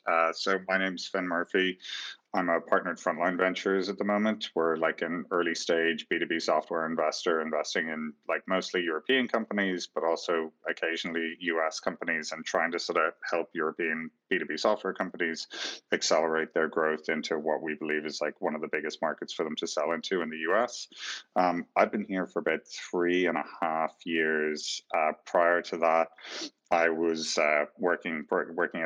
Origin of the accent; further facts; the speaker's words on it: Ireland; I was growing up in Ireland